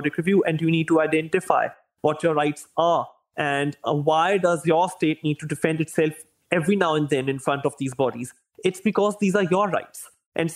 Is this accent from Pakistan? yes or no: yes; Pakistan; I come from Pakistan